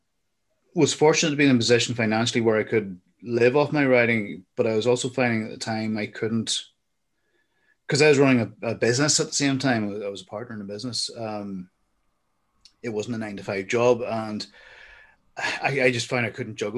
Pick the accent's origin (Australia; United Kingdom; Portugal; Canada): United Kingdom; Armagh, Northern Ireland; I went to the Royal School in Armagh